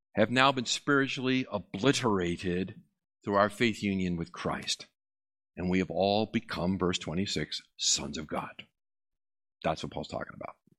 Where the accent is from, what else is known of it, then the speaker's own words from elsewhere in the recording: Massachusetts, United States; I am from Massachusetts